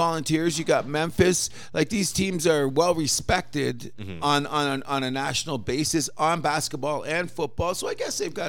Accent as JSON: {"language": "English", "country": "Canada", "said": "We're Canadian."}